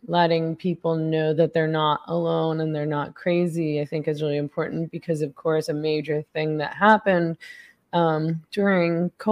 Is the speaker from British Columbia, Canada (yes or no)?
yes; Vancouver, British Columbia, Canada; my family lives on Vancouver Island now, though I grew up in Vancouver, the city of Vancouver.